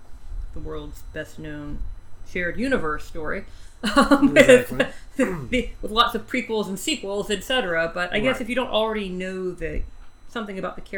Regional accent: United States; also born or lived in Tennessee; I grew up in North Carolina, Tennessee.

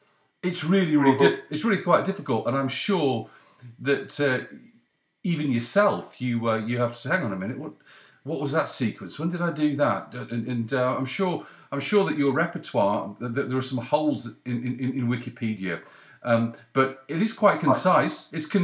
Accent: Leeds, Yorkshire and the Humber, United Kingdom; born there; also born or lived in Cheshire; I was born in your neck of the woods. I was born in Leeds.

